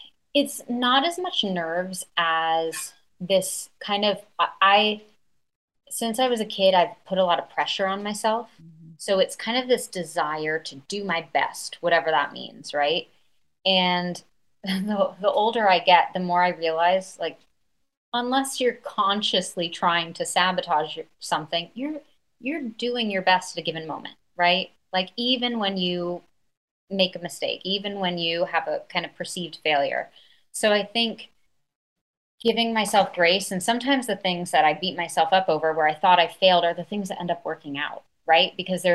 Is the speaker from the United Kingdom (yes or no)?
yes; London, United Kingdom; I think one thing that I loved about growing up in London, I went to a school that people didn't stay for a very long time.